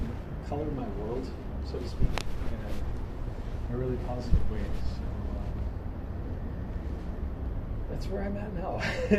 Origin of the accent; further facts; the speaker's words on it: the South, United States; growing up in the South, maybe at that time there wasn't a lot, that was incredibly hopeful.